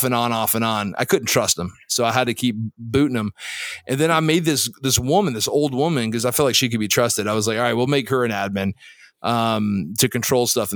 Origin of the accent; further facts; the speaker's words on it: Florida, United States; also born or lived in Saudi Arabia; I'm from Florida